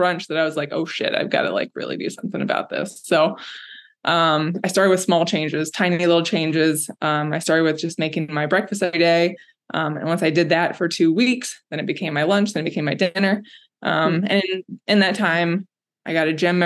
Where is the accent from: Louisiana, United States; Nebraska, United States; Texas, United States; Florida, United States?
Florida, United States; Orlando; moved away as an adult; also born or lived in Savannah, Georgia / Chicago; I was born and raised in Florida, Orlando